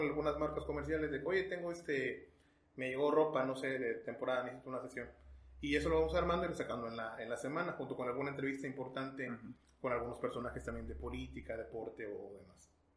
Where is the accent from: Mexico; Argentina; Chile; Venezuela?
Mexico; also born or lived in Texas, United States; yo nací en Texas, eh, por cuestiones familiares y demás, pero ya totalmente mexicano